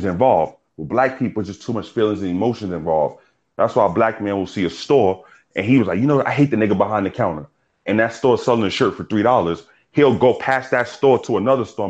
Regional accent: New York City, New York, United States; moved away; also born or lived in South Carolina; I'm from New York

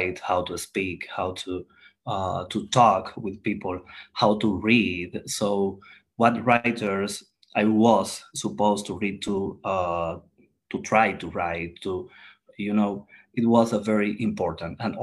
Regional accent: Santiago de Cuba, Cuba; moved away as an adult; now in Owensboro, United States; I am from Cuba, and I was born in Santiago. Santiago de Cuba is the hottest part of Cuba.

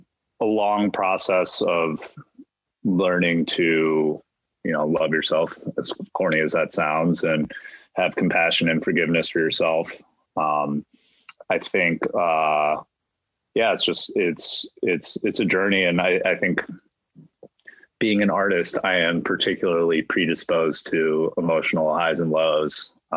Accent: Midwest, United States; I was doubly skeptical of therapy because I'm from the Midwest and I'm Asian, right?

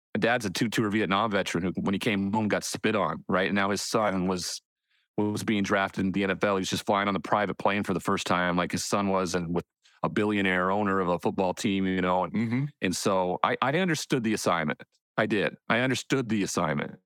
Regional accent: Montana, United States; I'm kid from Montana

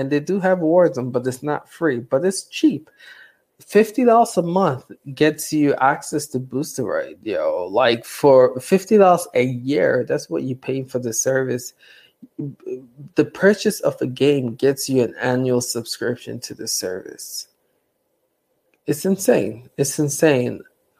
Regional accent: Romania; English is a second language; I'm from Romania.

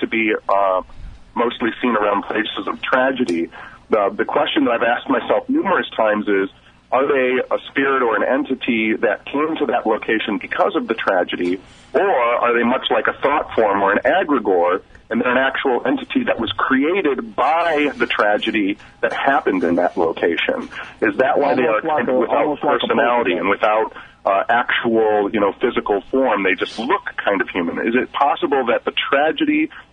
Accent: Detroit, Michigan, United States; I'm from Detroit, and so I live in a very culturally rich environment.

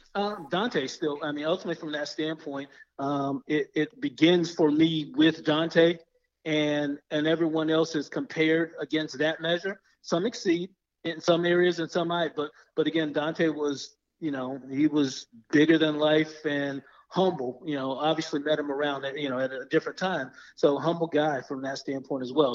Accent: Daytona Beach, Florida, United States; also born or lived in Seattle / Texas; now in Orlando, United States; I'm from Daytona Beach uh, originally

